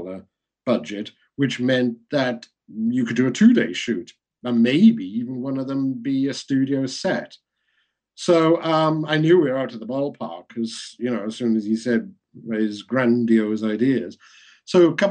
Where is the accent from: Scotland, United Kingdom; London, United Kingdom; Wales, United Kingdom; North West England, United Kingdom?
Wales, United Kingdom; being Welsh